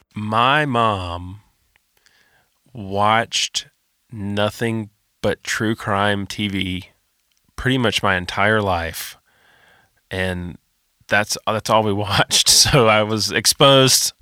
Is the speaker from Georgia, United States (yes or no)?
yes; Moultrie, Georgia, United States; moved away as an adult; now in Kennesaw, United States; I um, am from South Georgia, town called Moultrie. I grew up there and currently reside in Kennesaw